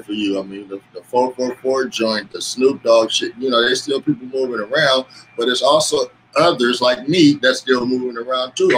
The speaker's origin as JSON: {"language": "English", "town": "Los Angeles", "region": "California", "country": "United States", "moved": "as an adult", "lives_now": "Bakersfield, United States", "said": "I'm from Los Angeles, but I live about 2 hours out in Central California"}